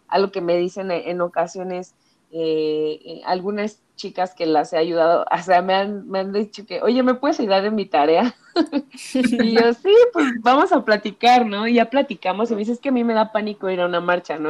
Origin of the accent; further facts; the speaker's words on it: Ecatepec, State of Mexico, Mexico; moved away as an adult; now in Mexico City, Mexico; toda mi infancia, adolescencia y este, hasta los 23 viví en Ecatepec